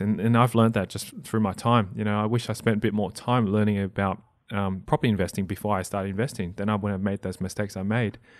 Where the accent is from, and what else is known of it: Australia; English is a second language